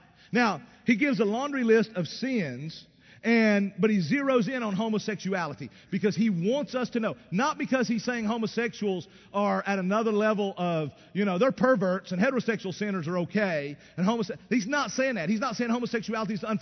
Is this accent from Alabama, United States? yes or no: no; East Tennessee, United States; I grew up in East Tennessee in the Appalachian Mountains